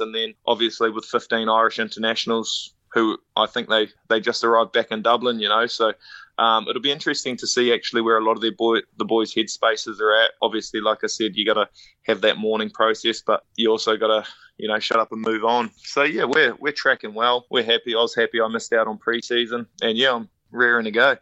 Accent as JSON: {"language": "English", "country": "New Zealand", "moved": "as an adult", "lives_now": "Ireland"}